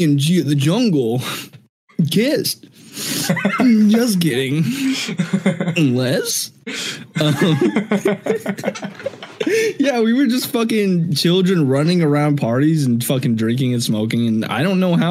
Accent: Washington, United States; also born or lived in South Korea; I was born in South Korea and fucking adopted when I was like 2 months old in Washington State. And then I was raised by two white college professors.

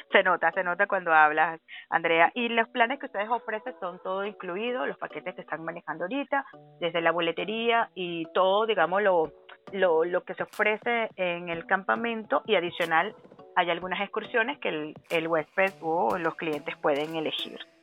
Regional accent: Venezuela; como venezolana

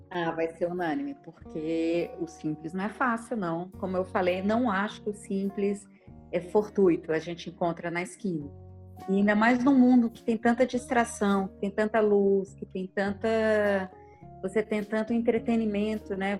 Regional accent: Belo Horizonte, Minas Gerais, Brazil; moved away as an adult; also born or lived in Luanda; now in São Paulo, Brazil; também sou de Belo Horizonte, moro em São Paulo há 15 anos.

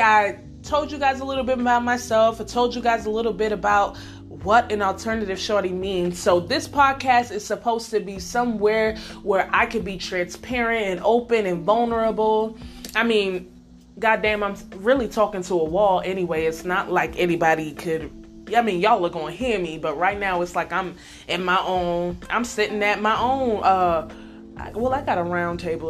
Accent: Nebraska, United States; moved away as an adult; also born or lived in Bronx, New York / Salisbury, Maryland; I spent the majority of my childhood in Nebraska where I lived from age 8 to about 19

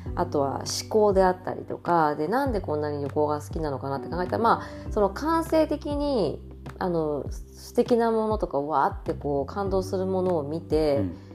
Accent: Japan; moved away as an adult; also born or lived in New York; now in Barcelona, Spain; 私が日本人

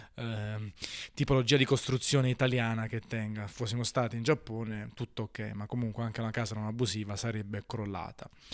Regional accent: Naples, Campania, Italy; Io parlo sempre di Napoli perché sono napoletano

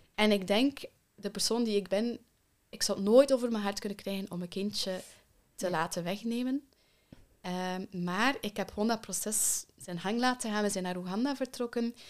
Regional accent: Belgium; also born or lived in Kenya; En dan zijn we met z'n allen naar België verhuisd.

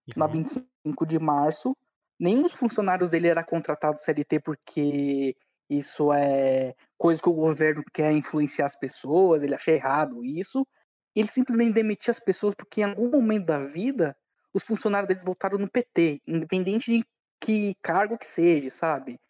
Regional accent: São Bernardo do Campo, São Paulo, Brazil; also born or lived in Diadema; Nasci em Diadema, mas sempre morei aqui em São Bernardo.

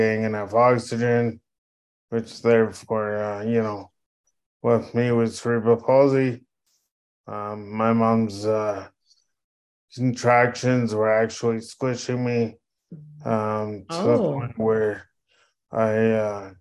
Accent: Edmonton, Alberta, Canada; I am born and raised in Edmonton

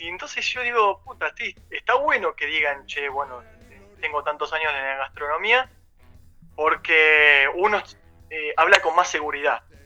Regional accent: Bahía Blanca, Buenos Aires Province, Argentina; moved away as an adult; now in Buenos Aires, Argentina; yo vengo de Bahía Blanca, estudié gastronomía ahí cuando me vine a Buenos Aires

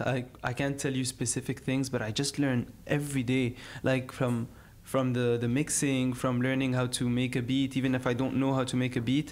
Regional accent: Algiers, Algiers Province, Algeria; I grew up in Algiers

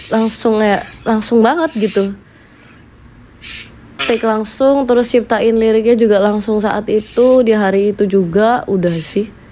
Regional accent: Surabaya, East Java, Indonesia; aku juga asalnya dari Surabaya aku bisa bahasa Jawa

